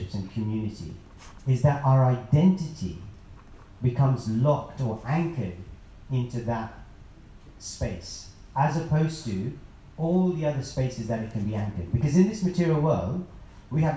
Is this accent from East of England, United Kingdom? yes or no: no; London, United Kingdom; I'm a guy from London, from Indian background